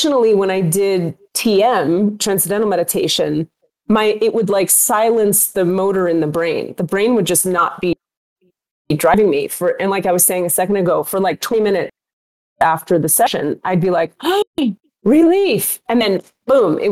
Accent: Miami, Florida, United States; I am a Jew from Miami going to an Islamic Sufi healing school

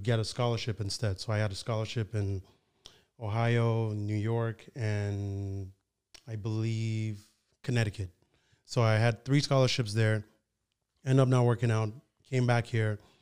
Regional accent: Nigeria; also born or lived in Ottawa, Canada; now in Toronto, Canada; I was born in Nigeria

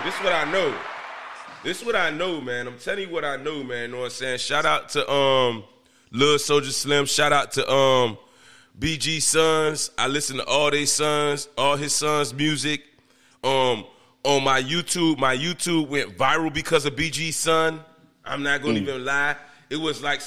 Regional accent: Miami, Florida, United States; I grew up in Overtown, McCarran City.

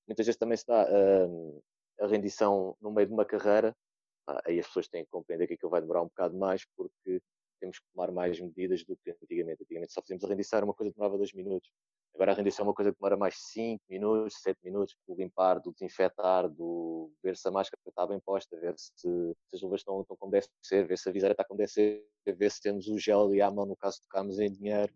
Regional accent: Odivelas, Lisbon, Portugal; tenho 25 anos, sou de Odivelas

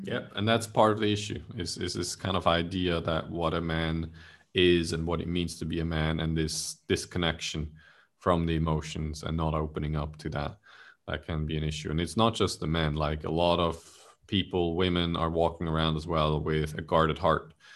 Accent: Switzerland; now in Malaysia; I'm originally from Switzerland

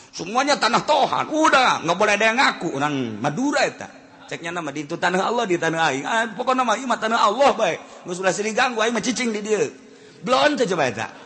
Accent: Cirebon, West Java, Indonesia; kita orang Cirebon kita nggak dawaan tuh

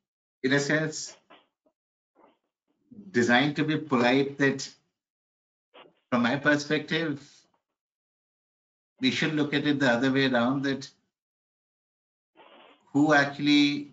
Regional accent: Delhi, India; growing up in Delhi in the 70s.

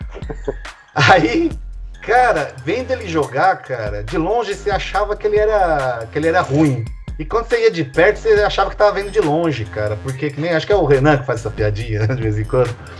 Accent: Brazil; como bom brasileiro que sou

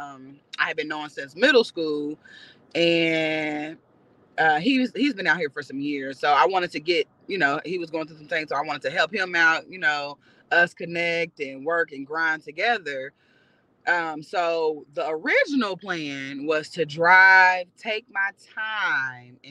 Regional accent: Indianapolis, Indiana, United States; born or raised there; moved away as an adult; now in Los Angeles, United States

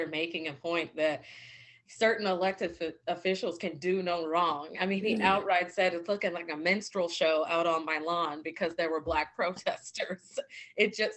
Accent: Virginia, United States; moved away; I'm from Virginia

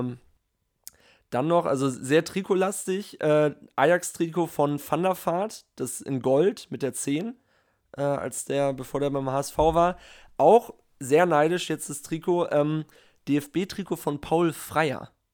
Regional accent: Northern Germany, Germany; als Norddeutscher

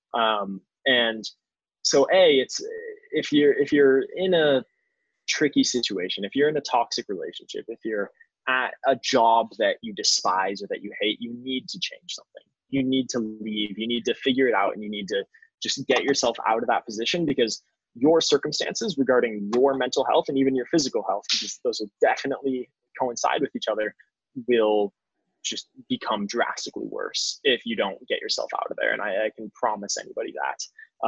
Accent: Phoenix, Arizona, United States; moved away as an adult; now in New York City, United States; I was a kid from Phoenix, Arizona

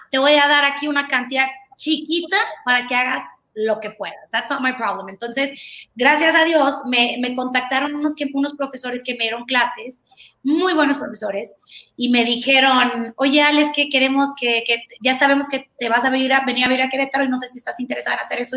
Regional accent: Tegucigalpa, Francisco Morazán, Honduras; moved away as an adult; also born or lived in Guatemala / Mexico; nací en Guatemala, pero realmente soy mexicana y viví creo que 18, 19 años de mi vida en Tegucigalpa, Honduras

